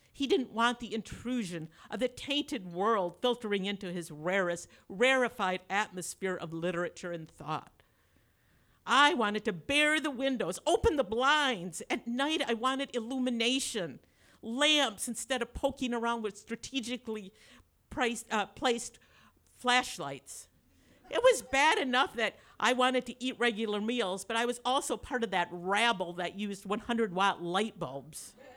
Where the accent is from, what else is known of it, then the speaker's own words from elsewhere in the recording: Grand Rapids, Michigan, United States; I was like the dullest person from Dole Grand Rapids